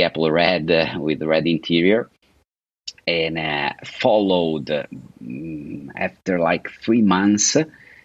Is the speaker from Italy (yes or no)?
yes; Italy; English is a second language; moved away as an adult; also born or lived in California, United States / Lake Como, Italy; now in Florida, United States; I was born in Italy, and from an Italian father. My father is from Naples, and my mother is Swedish